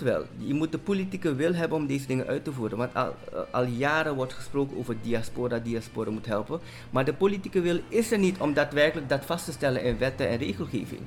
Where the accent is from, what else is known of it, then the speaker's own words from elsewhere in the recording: Suriname; moved away; also born or lived in Netherlands; als Surinamer die in Nederland heeft gewoond en ervoor heeft gekozen om terug te komen